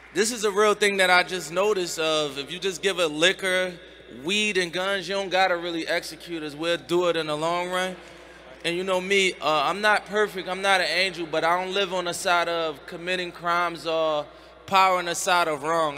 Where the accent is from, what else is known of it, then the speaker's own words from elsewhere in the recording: Philadelphia, Pennsylvania, United States; I'm from Philadelphia where like 90% of the community is Muslim